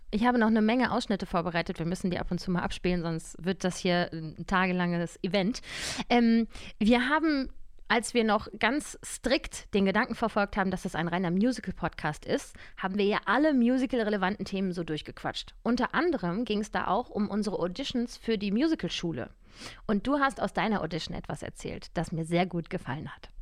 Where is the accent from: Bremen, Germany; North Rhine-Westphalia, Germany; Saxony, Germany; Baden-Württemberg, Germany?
North Rhine-Westphalia, Germany; Cologne; now in Berlin, Germany; Ich komme ja auch aus Köln.